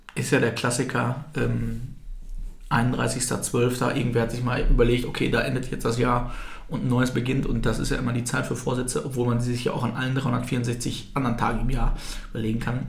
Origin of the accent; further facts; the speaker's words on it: Altkreis, North Rhine-Westphalia, Germany; now in Bielefeld, Germany; ich bin im Altkreis groß geworden